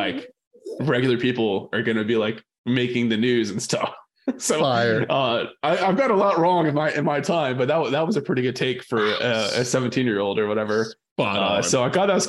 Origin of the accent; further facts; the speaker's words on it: Victoria, Texas, United States; I grew up in Victoria, Texas